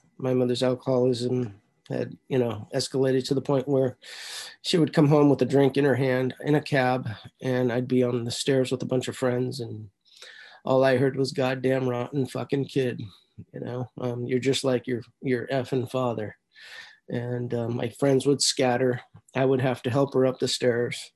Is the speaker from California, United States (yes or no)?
yes; San Francisco, California, United States; I was born in San Francisco in 1963, St. Joseph's Hospital.